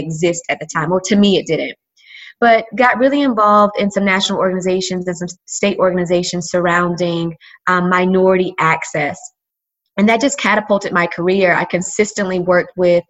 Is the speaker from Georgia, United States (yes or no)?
yes; Georgia, United States; moved away as an adult; also born or lived in Arkansas; I'm from Georgia